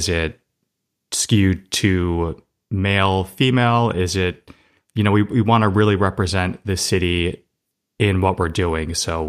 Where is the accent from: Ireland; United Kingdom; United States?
United States; Somerset, Massachusetts; Yeah, I grew up in Somerset, Massachusetts, kind of in the southeastern Mass area.